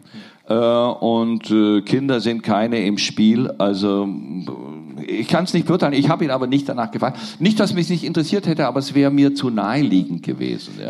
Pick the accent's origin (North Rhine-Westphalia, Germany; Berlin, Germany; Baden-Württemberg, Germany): Baden-Württemberg, Germany; Nürtingen; born or raised there; also born or lived in Neu-Ulm